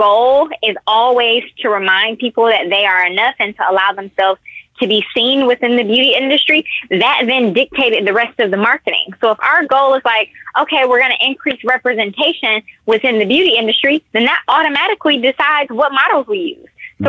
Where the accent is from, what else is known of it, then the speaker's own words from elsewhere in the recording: Detroit, Michigan, United States; Now, I'm from Detroit, so Detroit is one of the Blackest cities in America, if not the Blackest city in America.